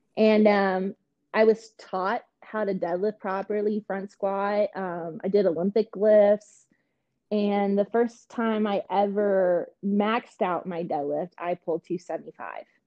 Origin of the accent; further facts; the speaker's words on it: Canada; moved away; I am Canadian.